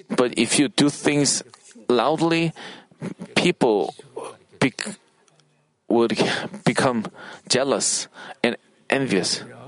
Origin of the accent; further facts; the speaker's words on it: Paju, Gyeonggi Province, South Korea; English is a second language; moved away; also born or lived in Seoul; Paju is my hometown